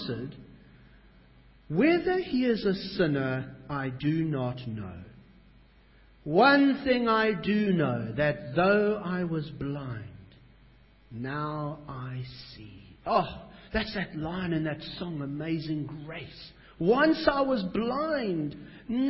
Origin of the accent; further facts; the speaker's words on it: South Africa; now in Australia; I'm a South African